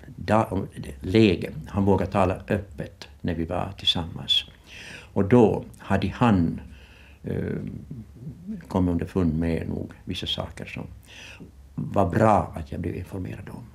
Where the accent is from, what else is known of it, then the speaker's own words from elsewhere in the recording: Ostrobothnia, Finland; moved away as an adult; also born or lived in Vårdö, Åland; now in Kökar, Finland; en bondpojke från Österbotten, rena eh, torra bondlandet